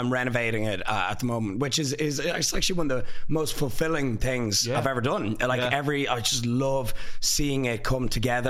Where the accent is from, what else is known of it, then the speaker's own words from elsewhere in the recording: Ireland; as an Irish person